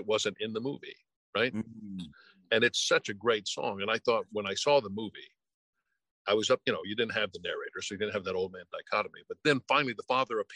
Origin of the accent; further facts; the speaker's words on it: Tennessee, United States; moved away; I'm from Tennessee